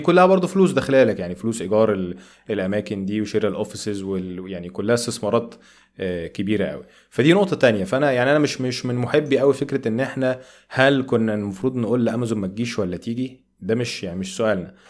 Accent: Egypt; أنا كمواطن مصري بسيط

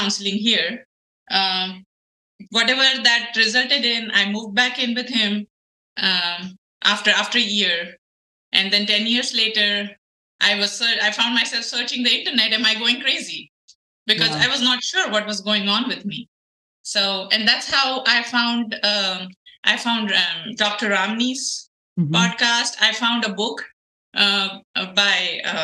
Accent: India; moved away as an adult; now in United States; So I'm an Indian. I was born and raised in India. I got to the United States after I got married.

